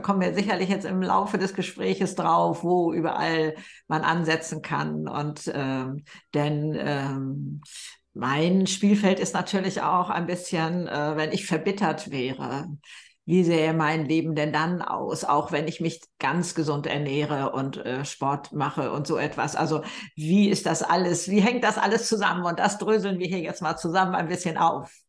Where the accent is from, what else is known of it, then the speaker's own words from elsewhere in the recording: Germany; bei uns in Deutschland